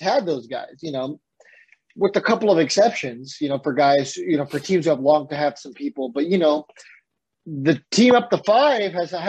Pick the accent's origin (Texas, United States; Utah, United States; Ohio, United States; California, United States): California, United States; San Diego; Remember, I grew up in San Diego.